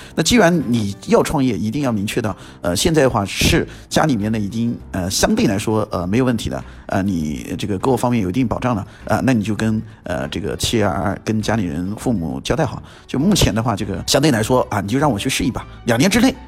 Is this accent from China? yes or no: yes; Guangshui, Hubei, China; 我自己就是男子湖北广水，呃，占一个小城市，呃，我很知道当地的一些情况